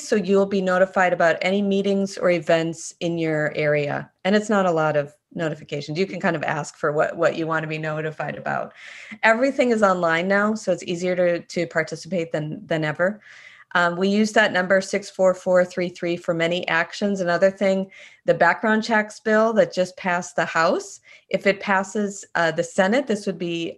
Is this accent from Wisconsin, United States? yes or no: yes; Wisconsin, United States; I grew up in Wisconsin